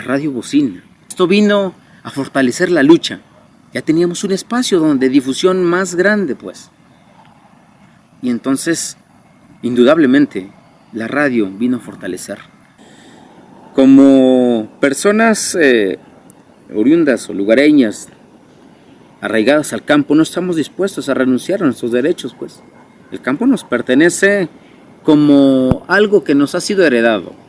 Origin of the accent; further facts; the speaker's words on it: Amilcingo, Morelos, Mexico; Soy originario de esta comunidad tengo 32 años